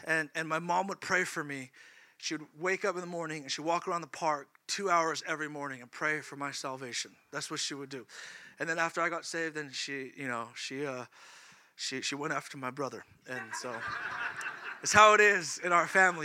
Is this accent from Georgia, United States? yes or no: no; California, United States; moved away; I'm from California